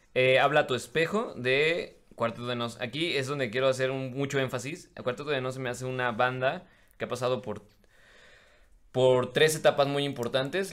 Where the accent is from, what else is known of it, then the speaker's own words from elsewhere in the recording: Mexico; no estoy en mi país